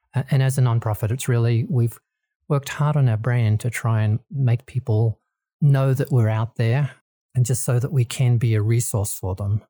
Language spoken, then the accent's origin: English; Australia; moved away as an adult; also born or lived in Kansas, United States; now in Colorado, United States; I originally born and bred in Australia and lived in there for, for most of my life